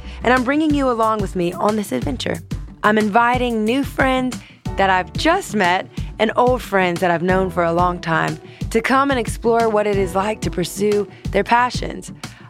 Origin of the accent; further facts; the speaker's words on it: Louisiana, United States; which, hello, I'm from Louisiana, Southern girl at heart.